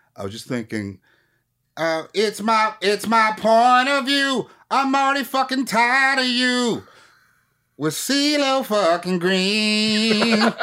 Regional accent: Minneapolis, Minnesota, United States; I'm from Minneapolis

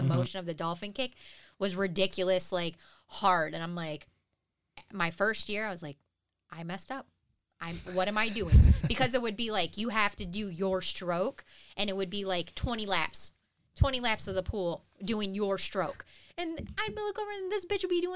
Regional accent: Detroit, Michigan, United States; moved away; I grew up in Detroit

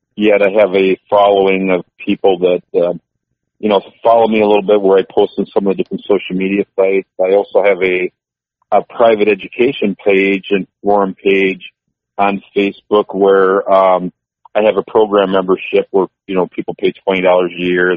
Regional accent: Columbus, Wisconsin, United States; my hometown uh, area there by Columbus, Wisconsin, which is 30 miles uh, northeast of Madison

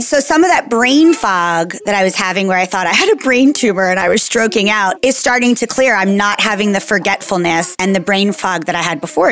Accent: New Jersey, United States; I'm a girl from New Jersey in the 80s.

